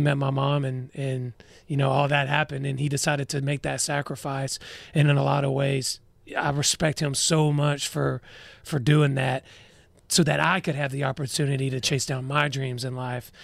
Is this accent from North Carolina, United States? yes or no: no; Douglasville, Georgia, United States; I'm from Douglasville. It's about thirty, forty-five minutes west of Atlanta.